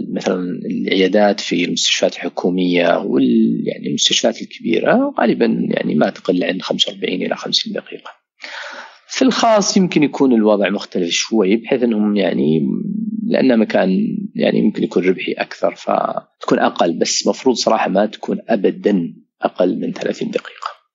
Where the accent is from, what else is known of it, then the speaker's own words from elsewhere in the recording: Saudi Arabia; عندنا في السعوديه